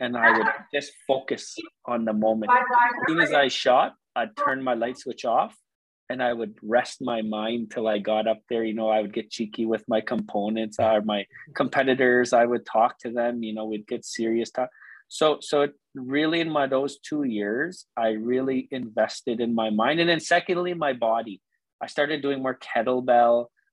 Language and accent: English; Cowessess, Saskatchewan, Canada; Growing up on Cowes